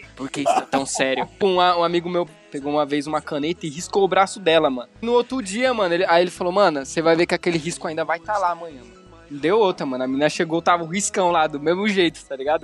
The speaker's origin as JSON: {"language": "Portuguese", "town": "Formiga", "region": "Minas Gerais", "country": "Brazil", "also_born_or_lived": "Belo Horizonte", "said": "Eu tenho 20 anos, sou de Formiga"}